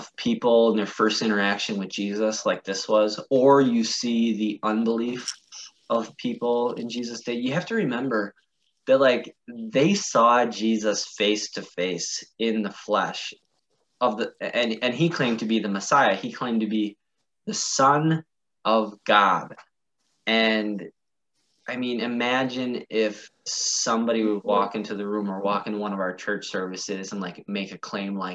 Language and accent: English; Wisconsin, United States; I grew up in a small town in Wisconsin